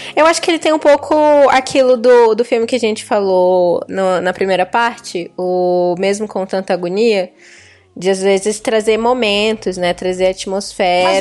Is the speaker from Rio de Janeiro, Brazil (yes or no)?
no; Brasília, Federal District, Brazil; fui criada no, no, em Brasília